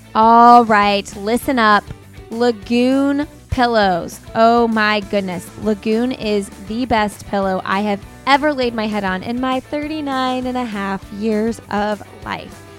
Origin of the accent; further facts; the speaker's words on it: Bloomington, Indiana, United States; now in Raleigh, United States; I grew up in Bloomington, Indiana